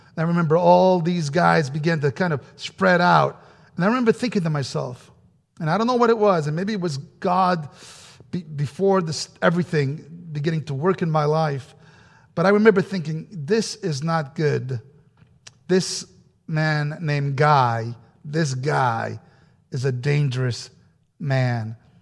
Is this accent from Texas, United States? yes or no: no; New Rochelle, New York, United States; English is a second language; growing up in New York, uh, had just finished my elementary school, first grade through eighth grade, and, uh, I was still learning how to speak English correctly, still am